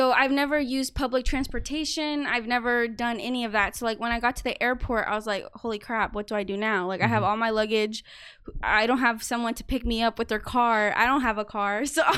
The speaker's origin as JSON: {"language": "English", "country": "United States", "said": "are you American? And I would be like, yeah."}